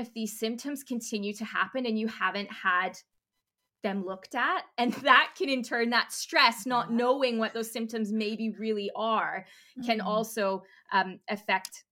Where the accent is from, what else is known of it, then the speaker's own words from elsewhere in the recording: Canada; now in United Kingdom; I'm Canadian, so I tend to say doctor before GP, but we're here in the UK.